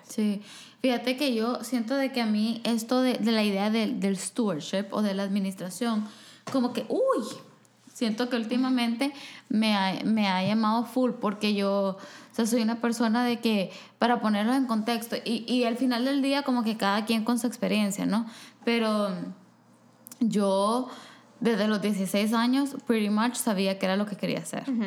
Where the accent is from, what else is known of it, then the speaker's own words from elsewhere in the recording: El Salvador; moved away; en mi país hay quizás dos universidades que ofrecen una carrera